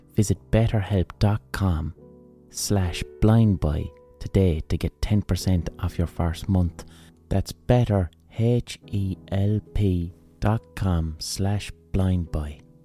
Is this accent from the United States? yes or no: no; Ireland; I'm Irish, right? So that means as an Irish person